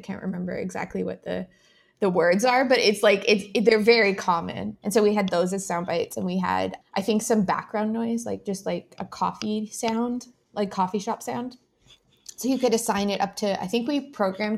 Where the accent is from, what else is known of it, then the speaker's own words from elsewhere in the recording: Ottawa, Ontario, Canada; I grew up in Ottawa, so I didn't have to make any decisions about living in a specific location because I could just move back in with mom and dad